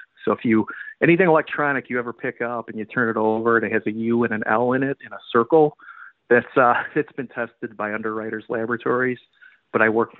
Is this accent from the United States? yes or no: yes; Chicago, Illinois, United States; also born or lived in Arlington Heights, Illinois; So I grew up on Chicago's Northwest Side. Today I'm married with a daughter, and I live in a suburb called Arlington Heights in Illinois, which is 25 miles northwest of Chicago.